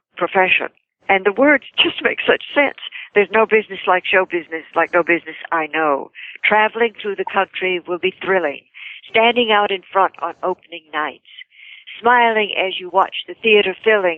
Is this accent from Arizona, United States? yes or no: no; West Columbia, Texas, United States; moved away as an adult; also born or lived in Hollywood; I'm from Texas, West Columbia, Texas